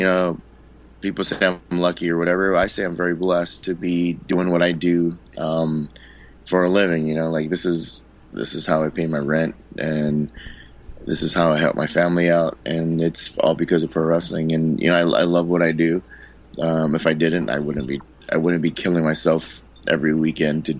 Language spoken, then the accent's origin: English; Hawaii, United States; moved away; also born or lived in Guam / Missouri / California; I was born and raised in Hawaii